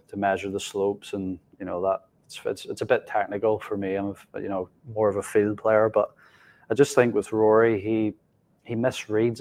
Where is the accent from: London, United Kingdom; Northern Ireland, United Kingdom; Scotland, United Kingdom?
Northern Ireland, United Kingdom; growing up in Northern Ireland